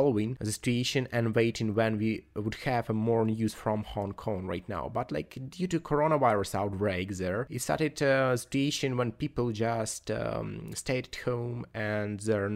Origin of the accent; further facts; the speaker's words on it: Ukraine; we are Ukrainians and we are completely different from Russian people